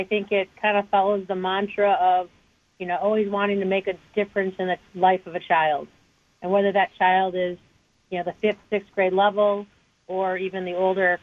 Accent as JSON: {"language": "English", "town": "Wauwatosa", "region": "Wisconsin", "country": "United States", "tie": "born or raised there", "said": "I grew up in Wauwatosa, and I went to Wauwatosa West High"}